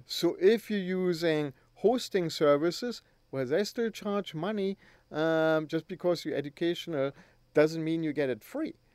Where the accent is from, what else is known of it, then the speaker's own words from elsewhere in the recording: Germany; moved away; back in Germany when I grew up.